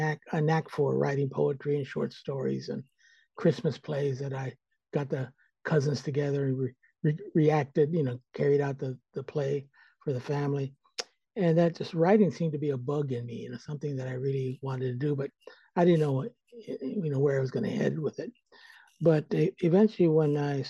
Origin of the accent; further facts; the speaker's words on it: Stockton, California, United States; moved away as an adult; now in San Francisco, United States; I'm originally from Stockton, California, which is about 80 miles here in the Central Valley. And I grew up there